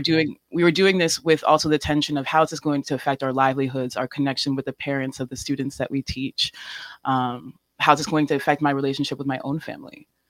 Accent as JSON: {"language": "English", "town": "New York City", "region": "New York", "country": "United States", "said": "I'm from New York City as well, and I am mixed race"}